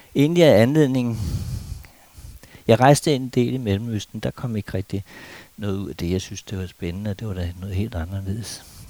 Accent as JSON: {"language": "Danish", "country": "Denmark", "said": "vi danskere"}